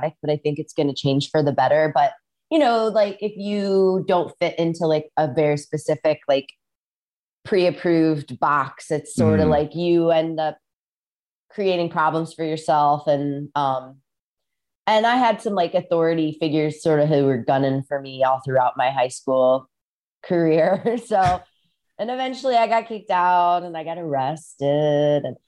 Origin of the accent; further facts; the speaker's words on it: Rock Island, Illinois, United States; moved away; also born or lived in Southern California; I grew up in Rock Island, Illinois, which is right on the Mississippi River across from Iowa.